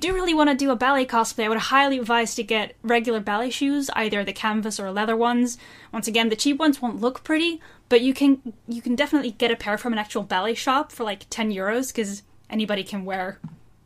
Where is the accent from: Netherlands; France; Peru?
Netherlands; I'm from the Netherlands